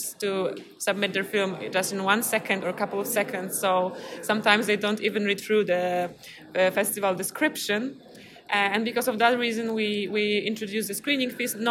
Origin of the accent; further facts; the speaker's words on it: Poznań, Greater Poland, Poland; I come from Poznań, Poland